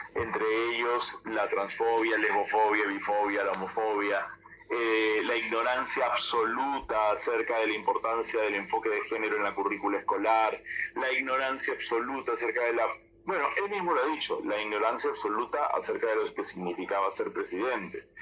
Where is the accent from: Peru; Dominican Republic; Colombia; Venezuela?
Peru